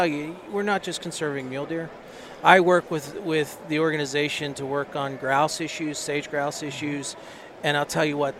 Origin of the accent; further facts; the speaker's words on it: the East, United States; I grew up in the East